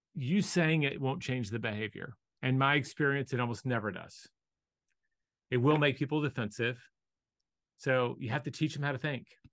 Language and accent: English; the South, United States; I was born in the South the odds that I was going to be Hindu were incredibly slim